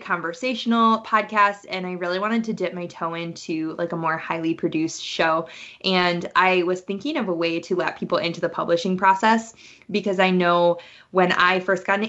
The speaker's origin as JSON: {"language": "English", "town": "Madison", "region": "Wisconsin", "country": "United States", "tie": "born or raised there", "also_born_or_lived": "Milwaukee suburbs, Wisconsin", "said": "Proud Wisconsin Badger is born and raised in Wisconsin. Man, I grew up in Madison"}